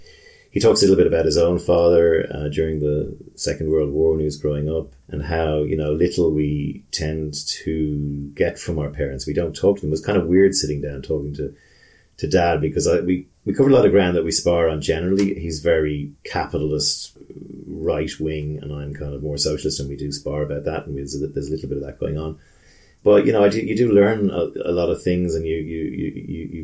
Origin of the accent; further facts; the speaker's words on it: Dublin, Leinster, Ireland; my hometown of Cabinteely